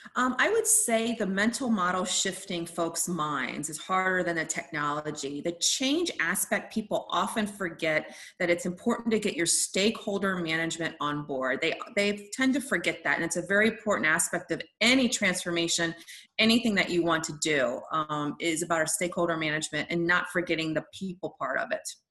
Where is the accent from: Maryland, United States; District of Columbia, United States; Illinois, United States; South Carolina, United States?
District of Columbia, United States; Washington; also born or lived in Italy; my family's from Italy and then Washington, D.C.